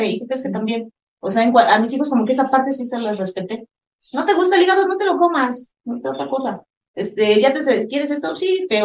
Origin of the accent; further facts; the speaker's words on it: Mexico; yo también soy mamá mexicana